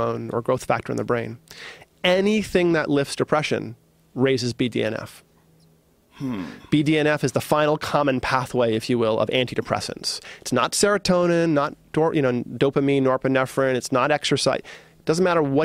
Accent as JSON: {"language": "English", "region": "East Coast", "country": "United States", "tie": "born or raised there", "said": "I grew up as like on the East Coast as a hard-nosed, you know, East Coaster"}